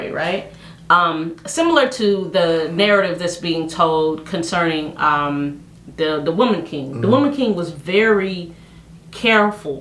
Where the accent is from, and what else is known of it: Haiti